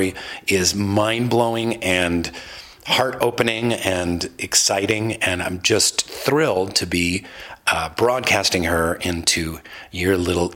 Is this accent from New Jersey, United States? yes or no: no; Seattle, Washington, United States; I'm from Seattle. We're surrounded by big mountains